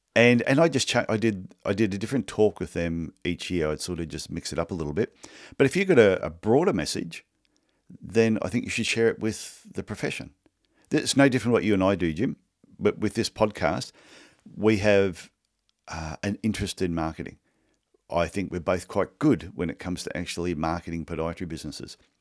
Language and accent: English; Australia; I'm not Canadian, I'm Australian.